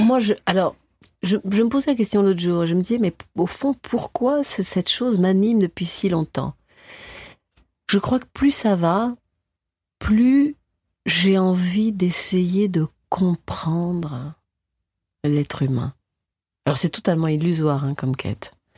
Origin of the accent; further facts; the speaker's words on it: France; en tant que française